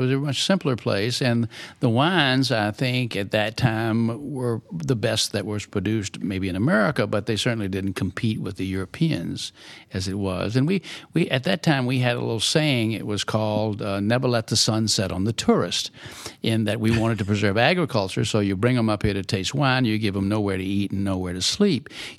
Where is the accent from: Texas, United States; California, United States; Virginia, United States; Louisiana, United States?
Virginia, United States; Richmond; I'm from Richmond, Virginia. From Richmond, Virginia.